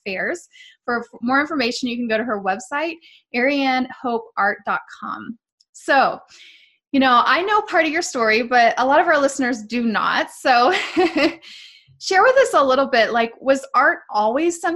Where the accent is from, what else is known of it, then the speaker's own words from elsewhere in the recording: Western Pennsylvania, United States; I grew up in Western Pennsylvania